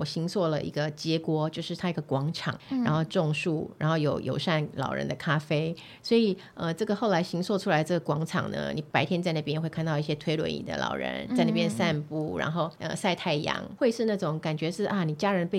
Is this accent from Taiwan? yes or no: yes; Fuzhong, Banqiao, New Taipei, Taiwan; also born or lived in Yunlin / southern Taiwan; 因为我在那个地方长大的